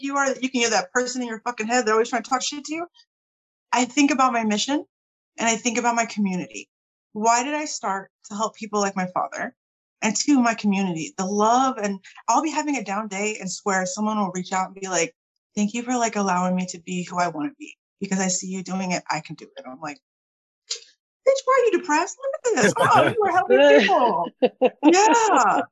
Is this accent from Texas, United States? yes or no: yes; Lockhart, Texas, United States; also born or lived in California; I'm originally from Cali and my parents moved in the '80s, late '80s, and they decided to come to Texas to retire and they bought up a rental property in Lockhart, like I was saying. And that's what they did. They were landlords. And so my brother and I grew up mowing yards